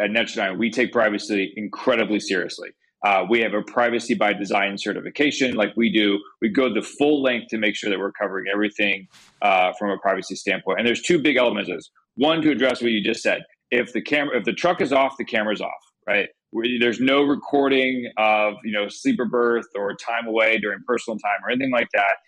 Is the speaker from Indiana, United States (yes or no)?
yes; Indiana, United States; I grew up in Indiana.